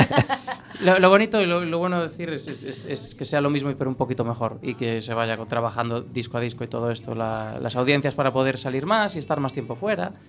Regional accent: A Coruña, Galicia, Spain; siendo de Coruña

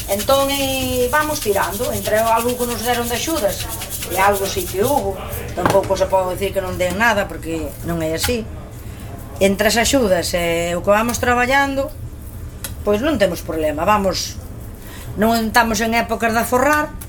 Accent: Val do Dubre, Galicia, Spain; also born or lived in Santiago de Compostela; Pero criar eu son de Val do Dubre.

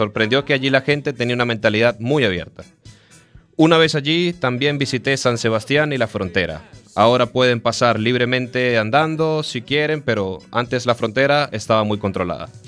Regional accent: Morocco; Spanish is a second language; now in Spain; soy marroquí y hoy os voy a hablar sobre los lugares que conozco de España. Entré en España en el año 1970.

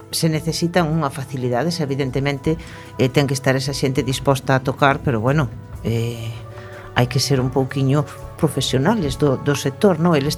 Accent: Cerceda, Galicia, Spain; sabes que son de Cerceda

